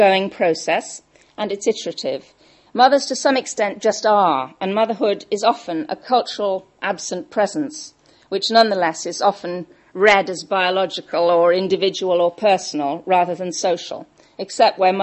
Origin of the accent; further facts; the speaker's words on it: Welsh, Wales, United Kingdom; I'm Welsh